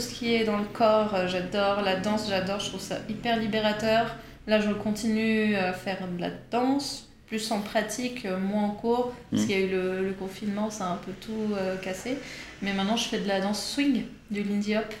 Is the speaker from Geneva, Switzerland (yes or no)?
yes; Geneva, Switzerland; moved away as an adult; also born or lived in New York; now in Paris, France; je suis née à Genève. Mhm. J'ai fait euh, la fac à Genève